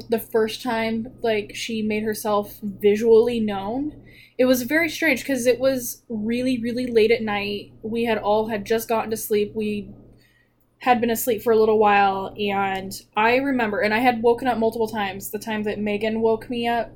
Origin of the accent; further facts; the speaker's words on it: Paradise, California, United States; we were living in Paradise, California